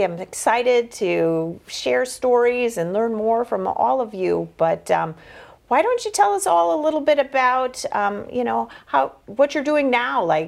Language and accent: English; Wisconsin, United States; I am from Wisconsin